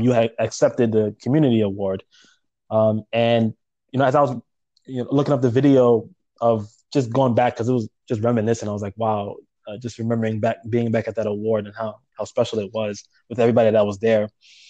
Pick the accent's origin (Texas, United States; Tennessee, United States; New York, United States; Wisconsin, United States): New York, United States; New York City; I was actually born in Brooklyn myself. I was born in Bed-Stuy.